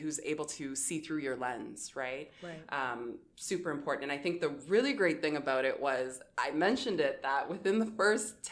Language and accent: English; Windsor, Ontario, Canada; growing up in Windsor and having immigrant parents